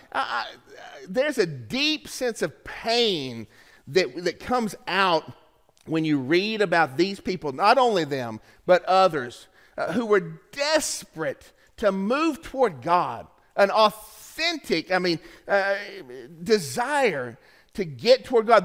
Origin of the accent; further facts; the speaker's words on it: Tennessee, United States; I was in seventh grade in Eastridge Middle School in my hometown.